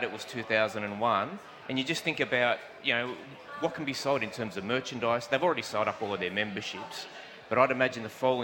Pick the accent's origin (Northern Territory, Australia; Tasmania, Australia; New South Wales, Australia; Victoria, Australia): New South Wales, Australia; Merrylands; I grew up in Merrylands